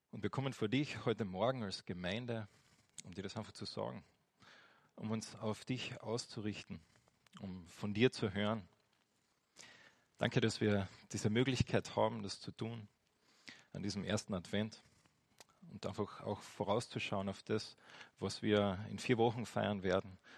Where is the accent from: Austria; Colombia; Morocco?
Austria; Und bei uns in Österreich ist es jetzt nicht so extrem äh, am Sonntag, da ist schon noch das eine oder andere offen, gell?